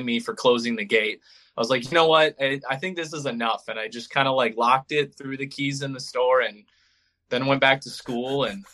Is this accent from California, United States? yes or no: no; Minnesota, United States; moved away as an adult; now in Madison, United States; From Minnesota